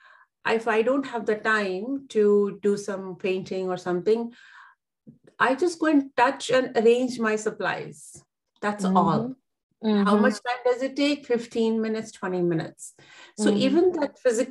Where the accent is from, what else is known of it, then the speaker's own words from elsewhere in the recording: India; I come from India, so we live in joint families